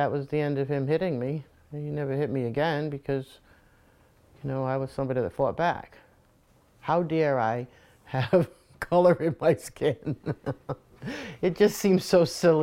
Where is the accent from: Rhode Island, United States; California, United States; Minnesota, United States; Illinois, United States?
Rhode Island, United States; Warwick; growing up in Warwick